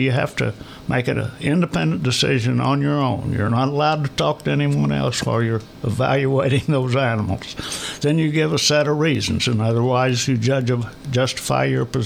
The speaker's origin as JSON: {"language": "English", "area": "Polk County", "region": "Missouri", "country": "United States", "said": "I am from Polk County and I was in a small school."}